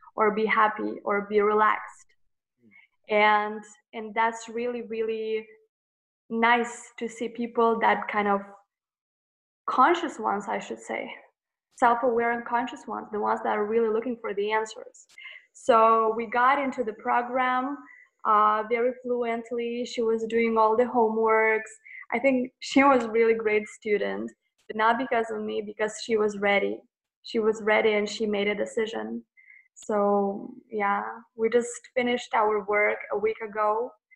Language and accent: English; Lithuania; I'm from Lithuania, a little country